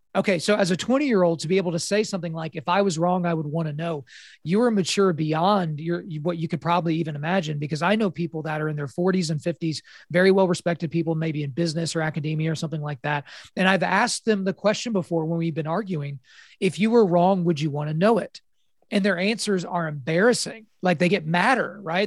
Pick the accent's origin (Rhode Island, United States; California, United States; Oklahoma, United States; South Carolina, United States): Oklahoma, United States; born and raised in Oklahoma